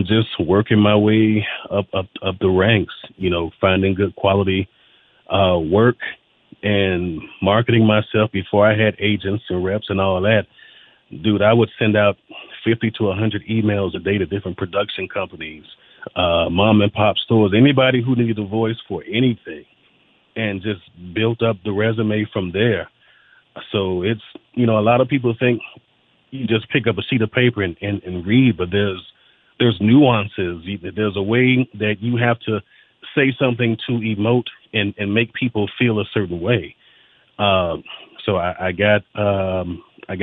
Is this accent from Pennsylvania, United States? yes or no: no; Miami, Florida, United States; I grew up in Miami, so you had to be a Dolphins fan